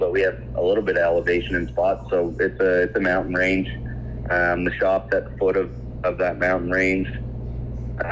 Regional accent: Pugwash, Nova Scotia, Canada; I grew up right here in Pugwash. Born and raised. Never left.

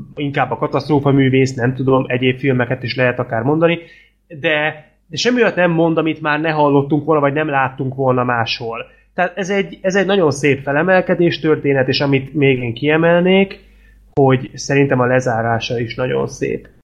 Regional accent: Hungary; nem vagyok egyedül magyarként

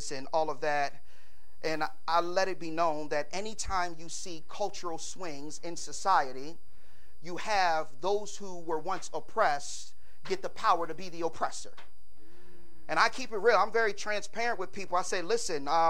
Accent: Philadelphia, Pennsylvania, United States; Growing up in South Philly

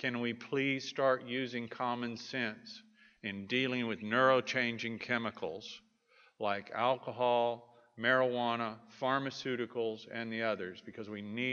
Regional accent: Texas, United States; I am a Texan

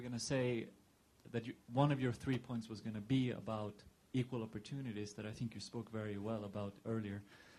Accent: Sweden; I'm from Sweden. I was very inspired as a European

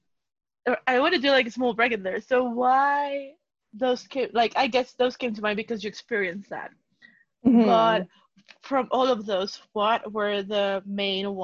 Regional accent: Mexico; moved away; I'm from Mexico.

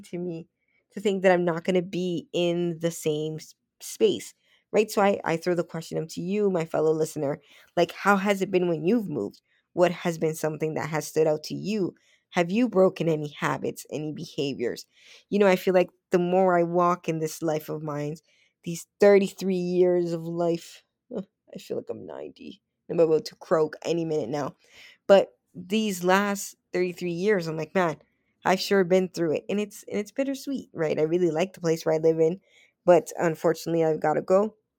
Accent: Toronto, Ontario, Canada; I grew up on Western Road, but my mom and I, we moved, I think it was one, two, yeah, one, two, three, four times in the same street

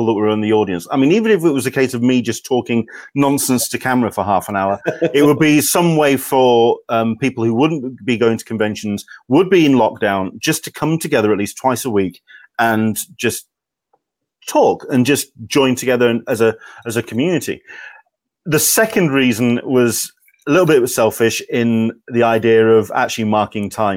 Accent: Yorkshire and the Humber, United Kingdom; I'm from Yorkshire

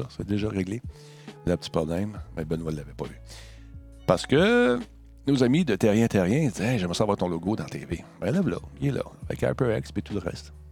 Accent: Quebec, Canada; born there; Je suis né au Québec

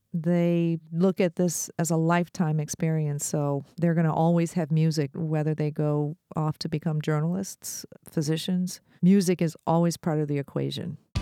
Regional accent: Detroit, Michigan, United States; I'm from Detroit, And I grew up in a time

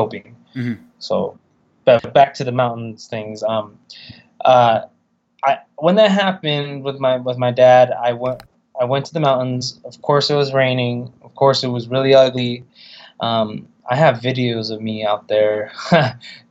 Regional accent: California, United States

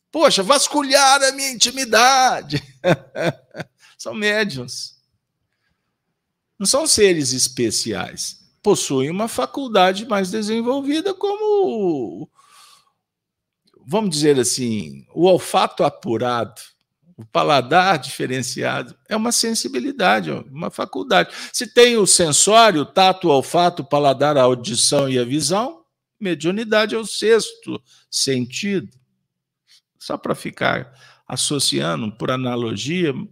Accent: Bahia, Brazil; De minha mãe, eu sou da Bahia.

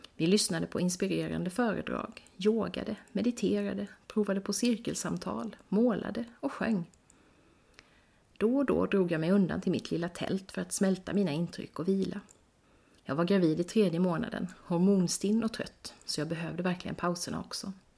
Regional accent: Växjö, Kronoberg County, Sweden; min hemstad Växjö

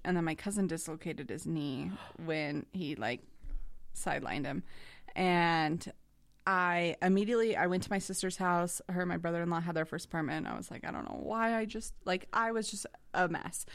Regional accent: Idaho, United States; I'm from Idaho

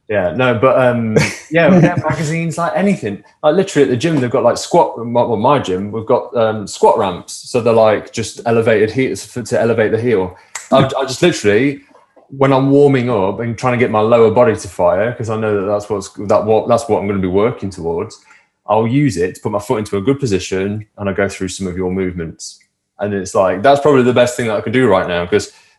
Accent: Nottingham / Derbyshire, East Midlands, United Kingdom; Seeing as I'm from Nottingham in Derbyshire

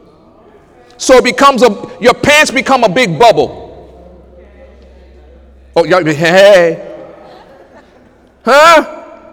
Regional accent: United States; I am an American citizen

